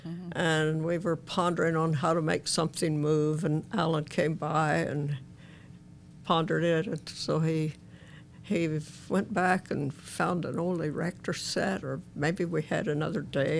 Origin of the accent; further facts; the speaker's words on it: Ina, Illinois, United States; I grew up on a farm east of Ina, which is about halfway between Benton and Mount Vernon.